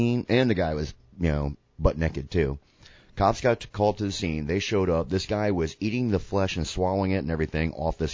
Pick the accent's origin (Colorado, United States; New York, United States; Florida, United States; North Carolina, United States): Florida, United States; Florida's my hometown, born and raised, multiple generations of my family from here